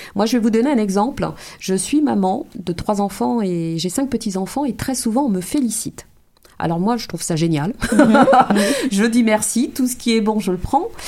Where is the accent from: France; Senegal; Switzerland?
France; of Martinican origin, Martinique; moved away as an adult; now in Montreal, Canada; je suis française d'origine martiniquaise. J'ai découvert le Québec en 2011, je m'y suis installée en 2012